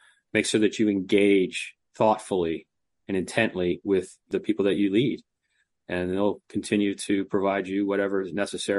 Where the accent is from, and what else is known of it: Delaware, United States; moved away